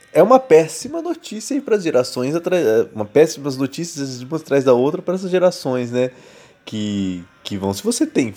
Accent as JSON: {"language": "Portuguese", "region": "interior of São Paulo", "country": "Brazil", "tie": "born or raised there", "moved": "as an adult", "lives_now": "São Paulo, Brazil", "said": "eu sou do interior de São Paulo, onde que antes se plantava café. Hoje é impossível plantar qualquer coisa que não seja cana na minha cidade"}